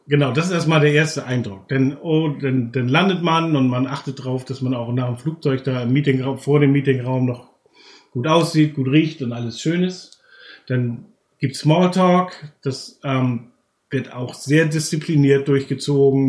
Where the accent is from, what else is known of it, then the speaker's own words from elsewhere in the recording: Germany; als Deutsche